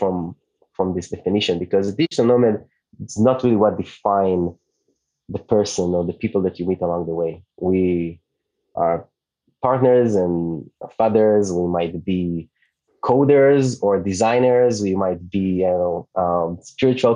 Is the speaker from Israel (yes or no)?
yes; Israel; first language Hebrew; English is a second language; moved away as an adult; also born or lived in New York; And … is an Hebrew name. Where I'm from Israel. My native language